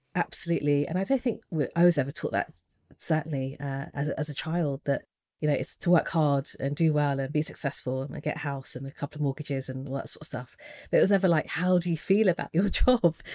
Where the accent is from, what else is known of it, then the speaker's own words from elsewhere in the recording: United Kingdom; being British, Asian